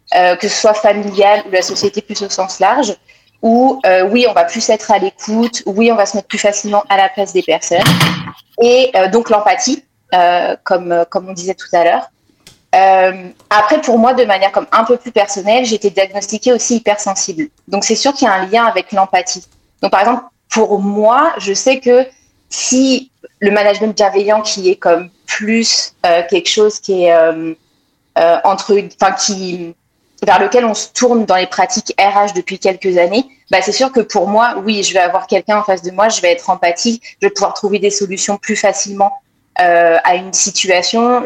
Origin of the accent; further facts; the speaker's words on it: France; moved away as an adult; now in Montreal, Canada; je viens de France, je suis née en France, j'ai grandi en France